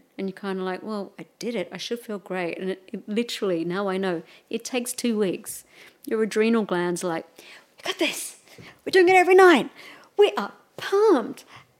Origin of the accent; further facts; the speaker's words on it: Melbourne, Victoria, Australia; Yeah, I'm from Melbourne. I'm sorry.